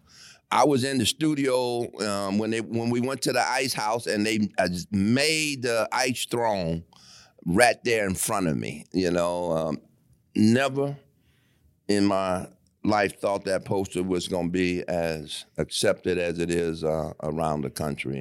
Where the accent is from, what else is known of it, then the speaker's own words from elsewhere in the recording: Detroit, Michigan, United States; I'm from Michigan, obviously from Detroit